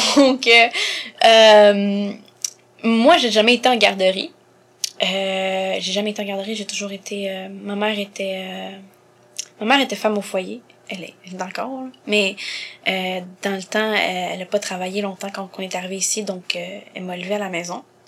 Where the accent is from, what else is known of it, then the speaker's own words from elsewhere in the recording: Montreal, Quebec, Canada; Et elle m'a eu ici à Montréal en 96. Donc euh, je suis née ici